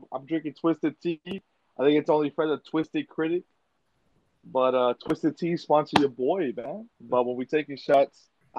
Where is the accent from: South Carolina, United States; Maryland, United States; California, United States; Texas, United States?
Texas, United States; Brownsville; I'm from Brownsville, Texas, the southernmost tip of Texas.